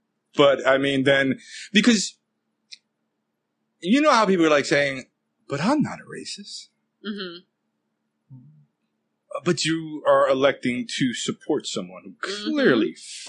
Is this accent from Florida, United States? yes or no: no; California, United States; Are you American? Yes, I'm Californian.